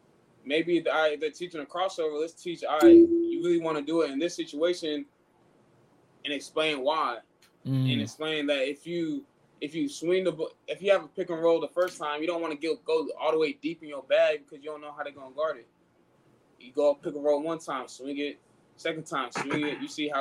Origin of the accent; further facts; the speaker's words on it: Nigeria; Yeah, so with me being Nigerian, man.